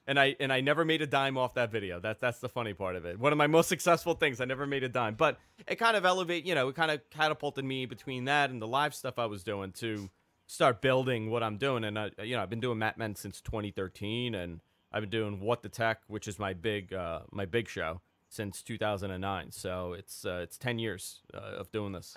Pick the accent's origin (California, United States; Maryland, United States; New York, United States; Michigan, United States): New York, United States; also born or lived in Queens; I'm from New York